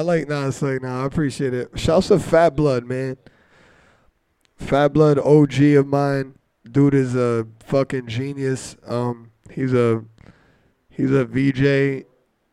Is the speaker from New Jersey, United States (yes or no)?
yes; New Jersey, United States; I'm from New Jersey